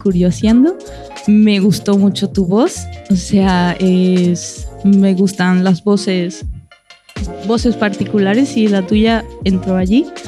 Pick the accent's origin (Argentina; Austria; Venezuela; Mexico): Venezuela; vengo de Venezuela